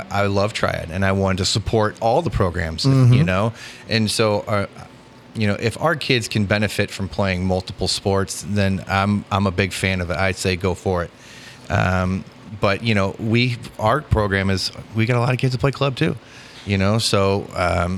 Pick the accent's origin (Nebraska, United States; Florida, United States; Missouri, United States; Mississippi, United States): Missouri, United States; St. Louis; coming from, the St. Louis area and how I grew up in the Busch soccer club